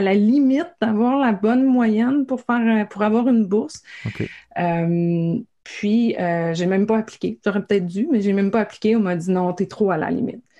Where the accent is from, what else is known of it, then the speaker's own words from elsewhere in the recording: Gaspésie, Quebec, Canada; moi, je viens de la Gaspésie